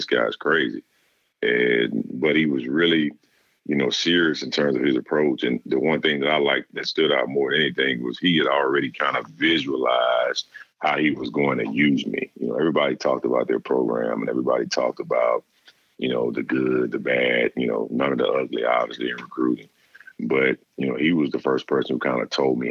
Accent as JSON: {"language": "English", "region": "Louisiana", "country": "United States", "tie": "born or raised there", "said": "growing up in Louisiana where it's really a football state"}